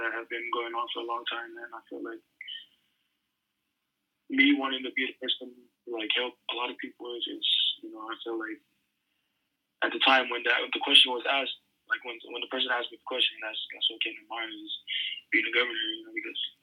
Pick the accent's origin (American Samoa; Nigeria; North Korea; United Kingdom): American Samoa; moved away as an adult; also born or lived in Hawaii / Washington; growing up in Samoa, it was a different lifestyle